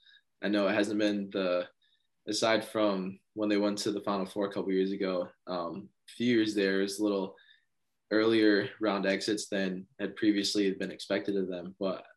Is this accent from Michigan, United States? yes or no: yes; Michigan, United States; we're both from Michigan